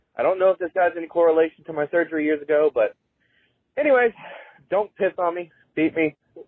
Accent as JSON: {"language": "English", "region": "Maryland", "country": "United States", "said": "I'm from Maryland."}